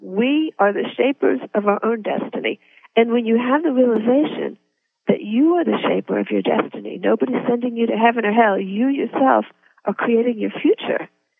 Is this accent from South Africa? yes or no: no; Russia; born there; I had to go back into my previous birth to understand why I was born in Russia.